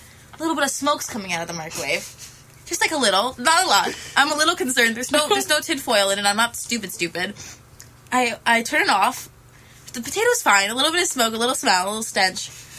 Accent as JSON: {"language": "English", "area": "Long Island", "region": "New York", "country": "United States", "said": "No, I'm actually from Long Island, New York."}